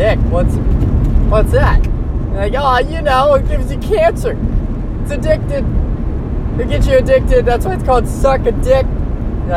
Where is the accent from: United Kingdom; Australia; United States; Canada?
United States